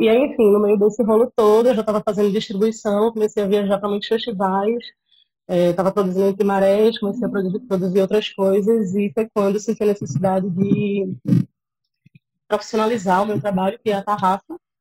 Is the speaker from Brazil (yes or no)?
yes; Cabo de Santo Agostinho, Pernambuco, Brazil; moved away as an adult; now in Recife, Brazil; E cresci, nasci e cresci em Gaibu, que é uma praia que fica lá no, no litoral sul